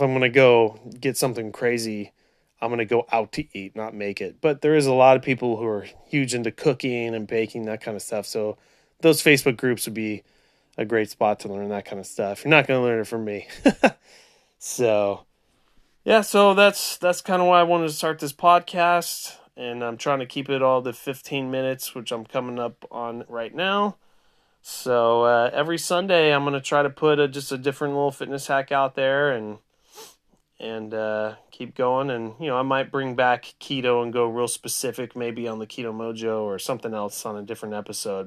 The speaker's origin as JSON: {"language": "English", "region": "Central California", "country": "United States", "tie": "born or raised there", "also_born_or_lived": "Orange County, California", "said": "born and raised in Central California"}